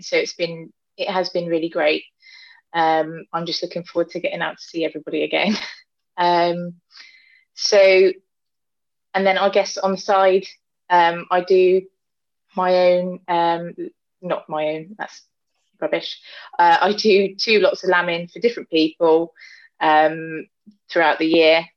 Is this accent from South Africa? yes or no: no; Gloucestershire, South West England, United Kingdom; I'm from Gloucestershire and I um, not from farming background